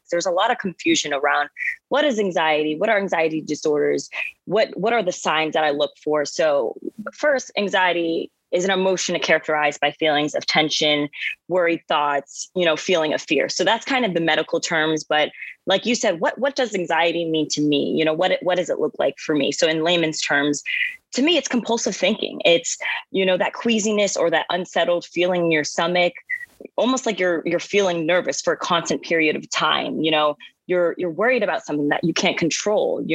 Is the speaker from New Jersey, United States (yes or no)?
yes; New Jersey, United States; now in New York City, United States; I'm from New Jersey. I am currently located in New York City